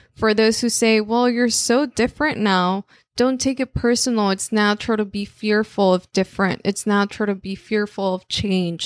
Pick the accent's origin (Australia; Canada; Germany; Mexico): Mexico; first language Spanish; English is a second language; moved away; obviously, I'm Mexican, so it was there. It was like, well, all I speak in my in my home is Spanish